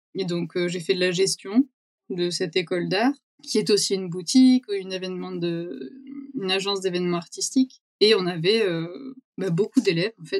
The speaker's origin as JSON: {"language": "French", "area": "Vaucluse", "region": "Provence-Alpes-Côte d'Azur", "country": "France", "tie": "born or raised there", "also_born_or_lived": "Brussels", "moved": "as an adult", "said": "Moi je suis euh, née dans le Vaucluse"}